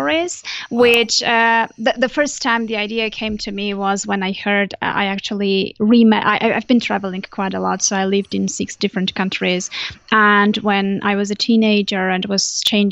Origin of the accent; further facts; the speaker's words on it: Armenia; English is a second language; am originally from Armenia, so that's where I was living back then